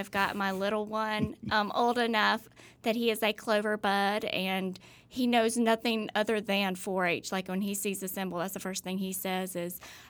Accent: Starkville, Mississippi, United States; also born or lived in Walterboro, South Carolina; But hey, I was raised here.

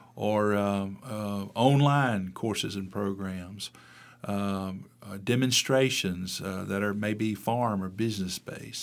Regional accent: Mississippi, United States; also born or lived in Pennsylvania; had an opportunity to come back to my home state in 1993

